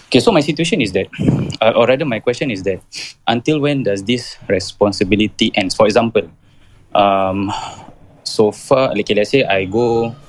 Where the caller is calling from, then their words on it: Jurong, Singapore; Saya daripada Jurong, bang.